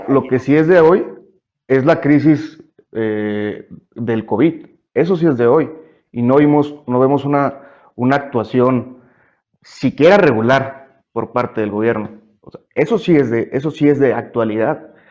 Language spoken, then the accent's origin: Spanish; Mexico; como mexicanos